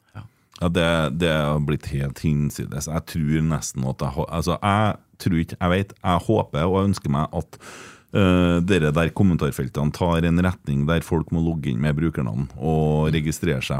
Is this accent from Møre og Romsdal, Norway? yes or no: no; Trøndelag, Norway; Som trønder